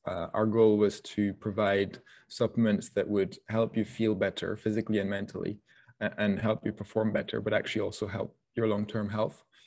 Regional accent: France; moved away; also born or lived in Scotland; I grew up in France, so I, that means that I grew up, you know, going to the markets on Saturday mornings

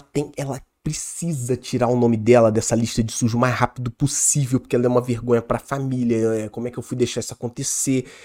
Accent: Petrópolis, Rio de Janeiro, Brazil; da nossa cidade, a gente é de Petrópolis, região serrana do Rio

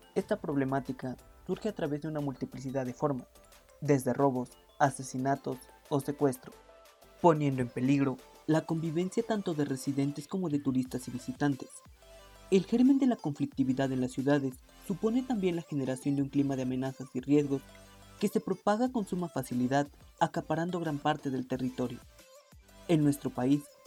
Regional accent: Mexico; mi país? México

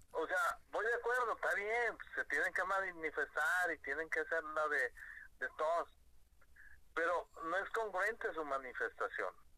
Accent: Guadalajara, Jalisco, Mexico; somos tapatíos

